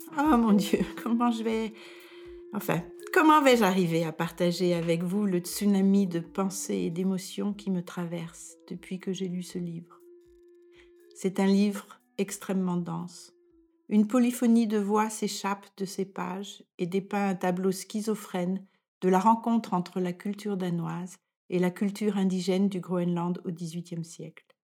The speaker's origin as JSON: {"language": "French", "country": "France", "moved": "as an adult", "lives_now": "Denmark"}